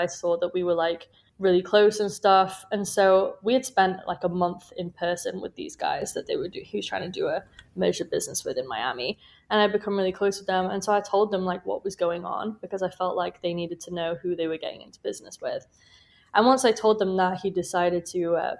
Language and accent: English; United Kingdom; moved away as an adult; now in Chicago, United States; as you can probably tell from my accent, I'm from the UK.